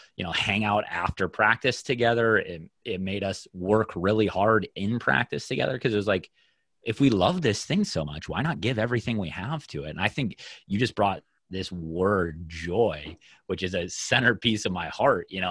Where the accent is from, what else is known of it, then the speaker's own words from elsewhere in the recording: Minnesota, United States; the culture around the sport in my hometown